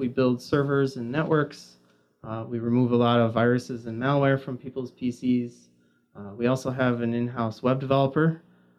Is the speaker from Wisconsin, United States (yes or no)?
yes; Milwaukee, Wisconsin, United States; I'm a Milwaukee native